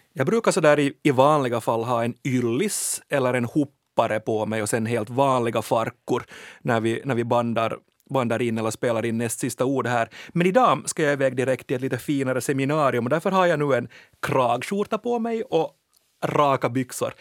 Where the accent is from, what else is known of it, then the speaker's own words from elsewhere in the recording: Finland; vi finlandssvenskar